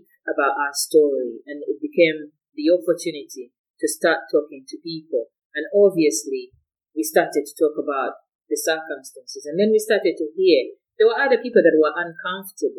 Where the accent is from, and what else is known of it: Uganda; now in Scotland, United Kingdom